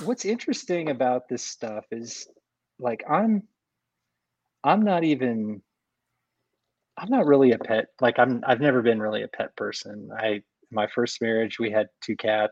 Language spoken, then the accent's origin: English; Iowa, United States; also born or lived in Chicago; now in Western North Carolina, United States; I grew up in Iowa.